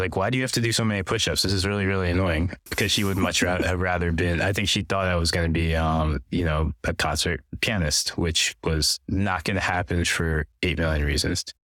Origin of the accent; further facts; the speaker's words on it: Pennsylvania, United States; also born or lived in New Jersey; I was born in New Jersey, grew up in Pennsylvania. My mom is Chinese, my dad's Indian. They both came over from Malaysia, so I'm first generation here.